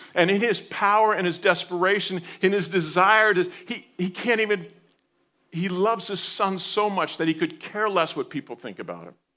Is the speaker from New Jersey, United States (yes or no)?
yes; New Jersey, United States; moved away; I grew up in New Jersey